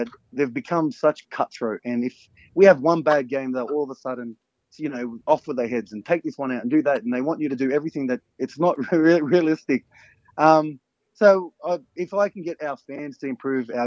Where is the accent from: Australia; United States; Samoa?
Australia; Parramatta, New South Wales; I was raised in North Parramatta, born and raised in North Parra.